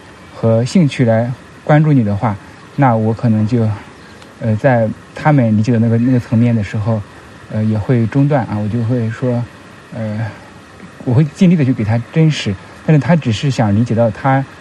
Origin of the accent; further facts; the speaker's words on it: Shandong, China; 像我吧，因为我们是山东人为基础做起来的，山东人或者北方人啊，所以我们就是有一些偏理和义的东西啊。